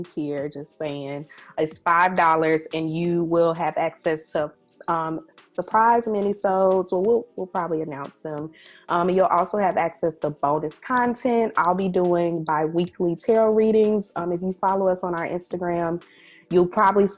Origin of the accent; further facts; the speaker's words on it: Northeast Mississippi, United States; I am from Northeast Mississippi